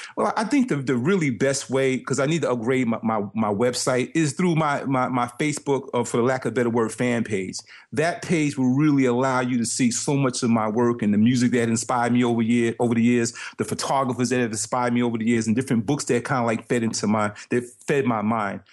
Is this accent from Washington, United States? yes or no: no; New York City, New York, United States; growing up in Brooklyn